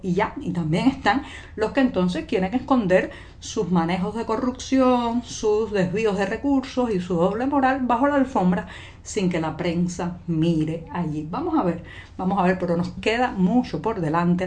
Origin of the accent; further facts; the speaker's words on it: Cuba; cubana, periodista, ciudadana